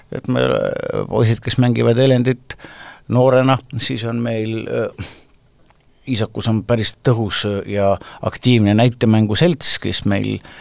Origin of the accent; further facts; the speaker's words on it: Estonia; me, eestlased, oleme kõik ilmselt kuskilt pidi sugulased